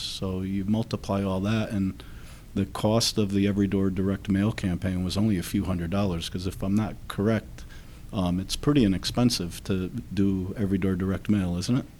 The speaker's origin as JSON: {"language": "English", "town": "Derby", "region": "Connecticut", "country": "United States", "tie": "born or raised there", "said": "a small Catholic school in my hometown of Derby"}